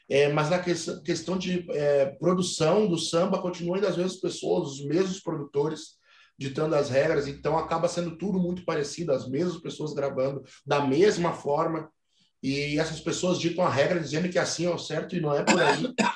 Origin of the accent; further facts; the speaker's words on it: Rio Grande do Sul, Brazil; accent: gauchês; Muita gente não acha que a gente é gaúcho